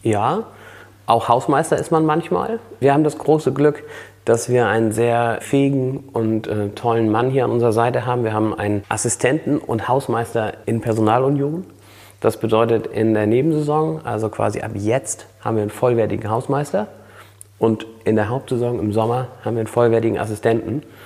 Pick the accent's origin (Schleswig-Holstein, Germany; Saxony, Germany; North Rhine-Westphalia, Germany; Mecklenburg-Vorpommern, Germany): Schleswig-Holstein, Germany; Flensburg; also born or lived in Husum / Kappeln; Flensburg ist meine Geburtsstadt, eine ganz besondere äh, Stadt und auch absolut, also das ist Heimat hier, Flensburg